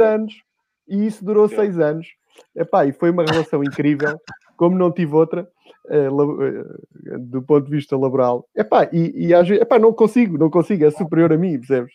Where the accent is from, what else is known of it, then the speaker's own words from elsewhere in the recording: Lisbon, Portugal; Eu sou dos Olivais